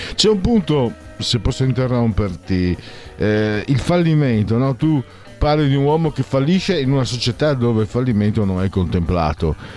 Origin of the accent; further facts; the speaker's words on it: Friuli-Venezia Giulia, Italy; vengo dal Friuli